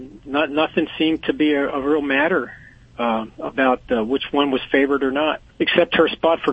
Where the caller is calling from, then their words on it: Pottstown, Pennsylvania, United States; I'm calling from Pottstown, Pennsylvania.